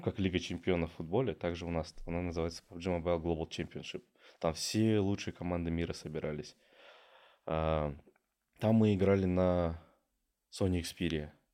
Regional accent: Ekibastuz, Pavlodar Region, Kazakhstan; я родом с Акибаса

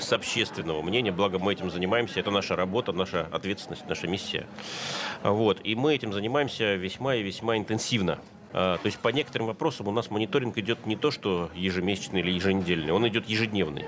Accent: Russia

